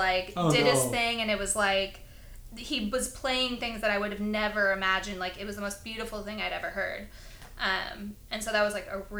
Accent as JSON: {"language": "English", "region": "Connecticut", "country": "United States", "tie": "born or raised there", "said": "They were pretty close with us growing up in Connecticut because they lived on the East Coast"}